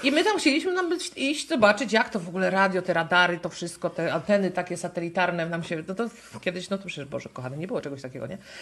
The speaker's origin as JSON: {"language": "Polish", "region": "Pomeranian Voivodeship", "country": "Poland", "said": "Kraków jest bardzo, dosyć daleko od nas, bo my jesteśmy z Pomorza"}